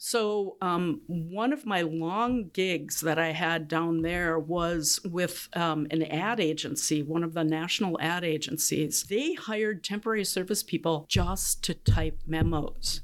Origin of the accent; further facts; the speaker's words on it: Duluth, Minnesota, United States; moved away as an adult; born and raised in Duluth, and um, living in the same house that I was uh, um, raised in.